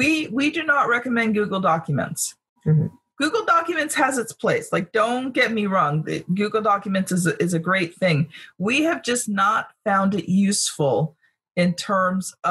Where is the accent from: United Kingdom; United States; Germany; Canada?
Canada; I'm a Canadian